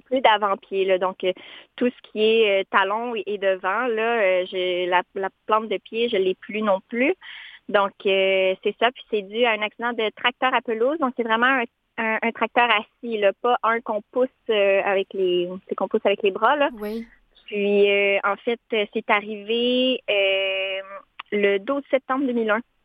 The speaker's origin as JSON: {"language": "French", "town": "Montmagny", "region": "Quebec", "country": "Canada", "moved": "as an adult", "said": "je viens d'un petit peu plus loin, là, hmm. vers Rivière-du-Loup. J'habite dans la région de Montmagny"}